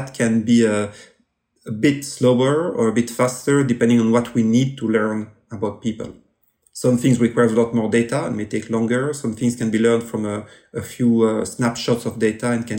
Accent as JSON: {"language": "English", "country": "Belgium", "accent": "French", "second_language": "English"}